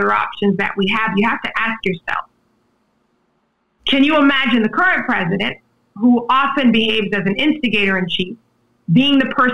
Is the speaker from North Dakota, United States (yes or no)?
no; Charleston, South Carolina, United States; I'm from Charleston, South Carolina, and my mother has worked in higher education all of my life.